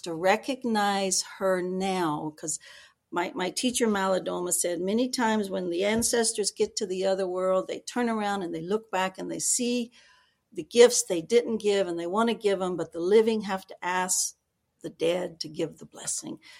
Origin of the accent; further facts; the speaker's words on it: Georgia, United States; moved away; I was born in Georgia